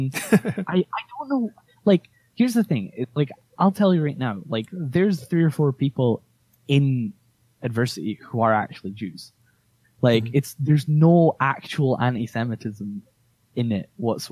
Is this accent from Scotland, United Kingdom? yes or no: yes; Scotland, United Kingdom; I live in Scotland. I'm from Scotland.